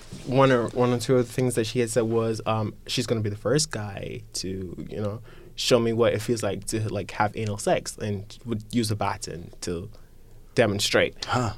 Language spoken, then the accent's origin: English; Guyana; Growing up in Guyana, I felt like I needed to identify with being gay.